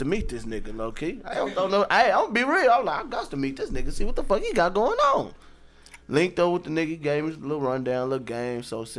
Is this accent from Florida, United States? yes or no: no; Pine Bluff, Arkansas, United States; I'm from the Bluff.